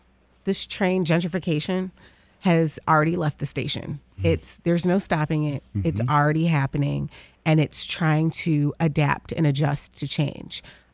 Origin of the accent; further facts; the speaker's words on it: Detroit, Michigan, United States; So Jefferson Chalmers is the best kept secret of Detroit. It's such a cool place to live and to have grown up in.